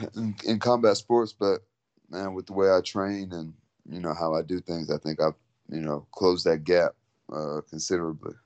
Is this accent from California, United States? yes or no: no; San Antonio, Texas, United States; also born or lived in Philippines; I'm from San Antonio, Texas